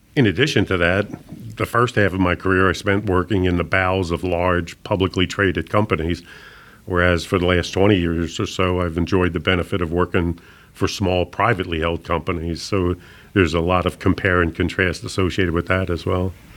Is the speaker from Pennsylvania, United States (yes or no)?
yes; Philadelphia, Pennsylvania, United States; moved away as an adult; also born or lived in Tulsa, Oklahoma; I was someone that was born and raised in Philadelphia, relocating to Tulsa, Oklahoma